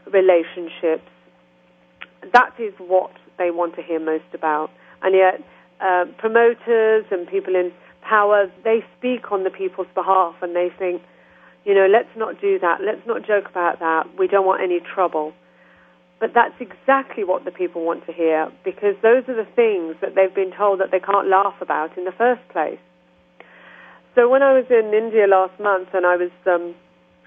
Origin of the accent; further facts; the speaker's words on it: Birmingham, West Midlands, United Kingdom; accent: English; I went to my hometown recently, which is Birmingham, where I was born, which is 2 hours from London.